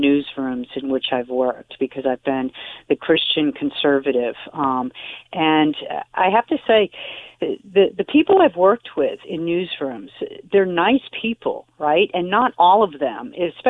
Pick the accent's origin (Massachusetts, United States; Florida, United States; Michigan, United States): Massachusetts, United States; I was born and raised in Massachusetts